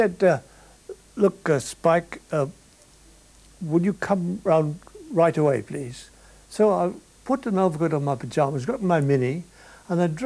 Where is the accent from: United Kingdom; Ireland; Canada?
Ireland; I'm an Irishman